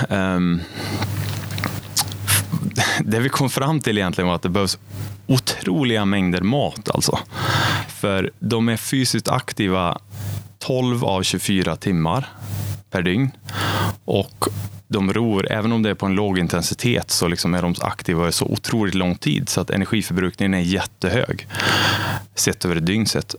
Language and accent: Swedish; Arvika, Värmland, Sweden; also born or lived in Stockholm / Åre; now in Karlstad, Sweden; jag är uppvuxen i Arvika